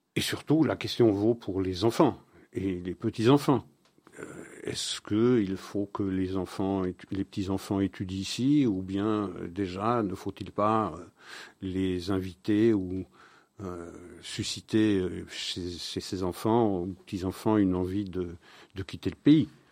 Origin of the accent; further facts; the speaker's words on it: Belgium; c'est chez nous en Belgique